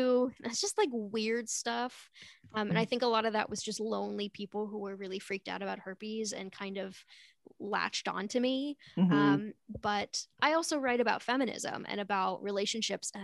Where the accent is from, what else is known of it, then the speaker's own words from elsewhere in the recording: Connecticut, United States; I'm from Connecticut